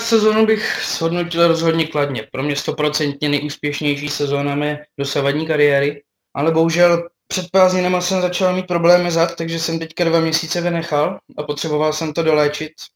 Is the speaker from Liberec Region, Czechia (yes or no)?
no; Brno, South Moravian Region, Czechia; jsem Brňák